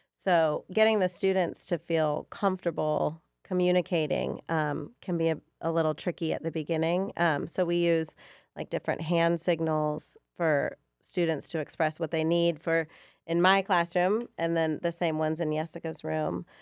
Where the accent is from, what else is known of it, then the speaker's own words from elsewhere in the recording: Chicago, Illinois, United States; also born or lived in Georgia; now in Forsyth County, United States; I'm originally from Chicago